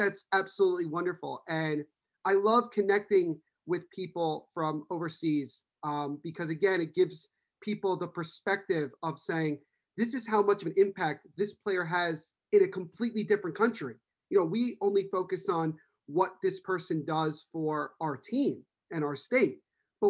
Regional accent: United States; first language English; I'm American. I've known English my whole life

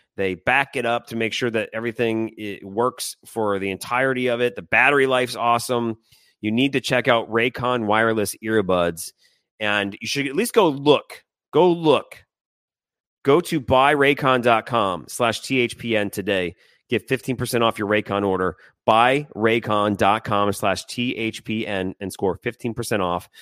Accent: Detroit, Michigan, United States; now in Seattle, United States; I grew up in Detroit

